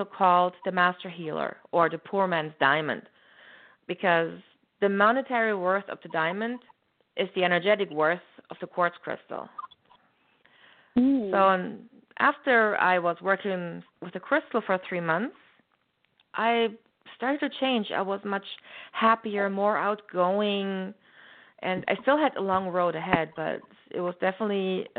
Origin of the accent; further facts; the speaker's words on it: Germany; moved away; growing up in Germany, back then, there weren't very many spiritual people